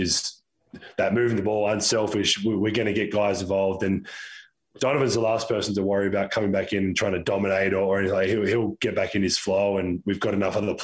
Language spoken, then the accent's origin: English; Australia; now in United States; from obviously being Australian, from Australia